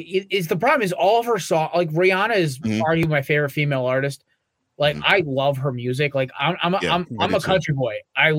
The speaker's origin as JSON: {"language": "English", "region": "Connecticut", "country": "United States", "said": "I'm from Connecticut."}